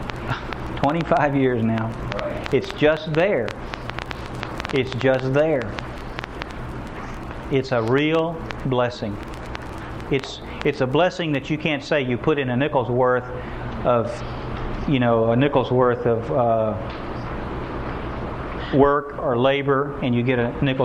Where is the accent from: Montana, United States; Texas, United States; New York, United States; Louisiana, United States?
Texas, United States; I was born and raised in Texas, grew up here.